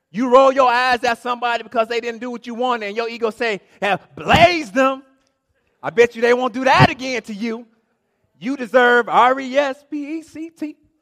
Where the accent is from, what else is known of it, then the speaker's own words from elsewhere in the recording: Inkster, Michigan, United States; I am from Inkster.